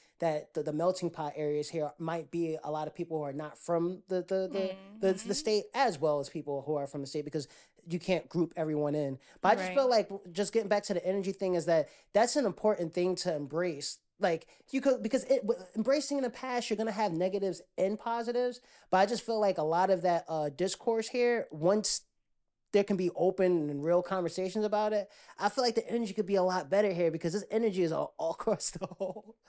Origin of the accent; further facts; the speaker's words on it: East Coast, United States; because it's a difference between being a northerner, and I'm from the East Coast, Jersey, New York